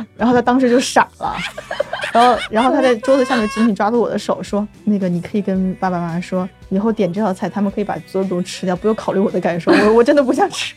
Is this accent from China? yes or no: yes; China; moved away; also born or lived in Shanghai; 我们七中国人习惯六点钟吃晚饭，七点钟或七点半就吃完了